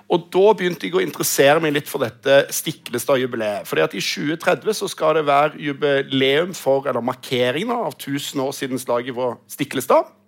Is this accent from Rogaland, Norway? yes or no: yes; Rogaland, Norway; Ja da, eh, men jeg er også fra Rogaland, også.